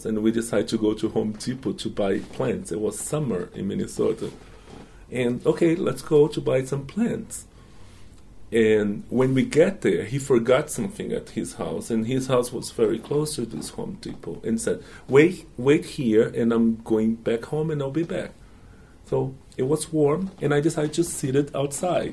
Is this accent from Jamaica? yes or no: no; Brazil; English is a second language; moved away as an adult; now in United States; this is what we do in Brazil